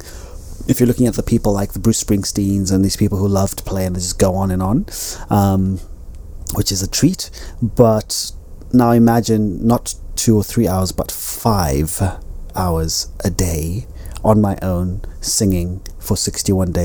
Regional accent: Zimbabwe; also born or lived in United Kingdom; now in Spain; I am Zimbabwean. I am a British citizen. I am a Spanish resident.

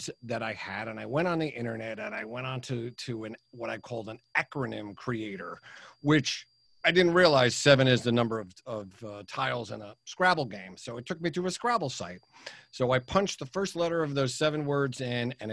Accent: United States; also born or lived in New York; now in New Jersey, United States; I'm an American. I live in New Jersey, although I consider myself a New Yorker, having lived there for 30 years.

